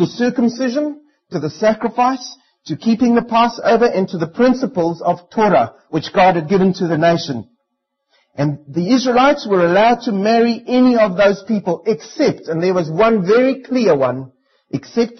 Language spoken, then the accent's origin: English; South Africa; now in New Zealand; as a South African, I'm only allowed to marry a South African